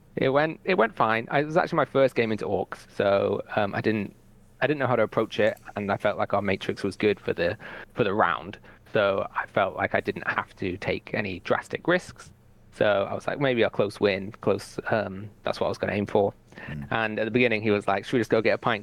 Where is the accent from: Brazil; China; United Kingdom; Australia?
United Kingdom; Newcastle upon Tyne, North East England; I come from Newcastle